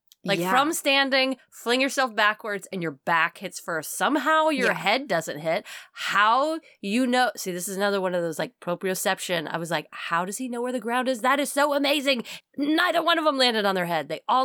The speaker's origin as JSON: {"language": "English", "region": "Texas", "country": "United States", "said": "people can absolutely tell that we are from Texas right now."}